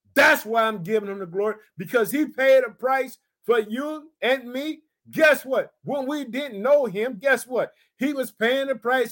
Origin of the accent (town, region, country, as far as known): Illinois, United States